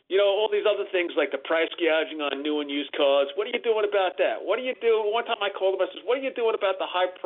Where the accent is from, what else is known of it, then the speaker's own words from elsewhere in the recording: Long Island, New York, United States; I'm from Long Island.